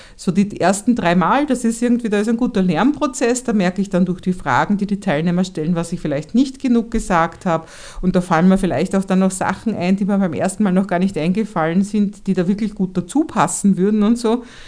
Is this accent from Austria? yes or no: yes; Vienna, Austria; ich als Wienerin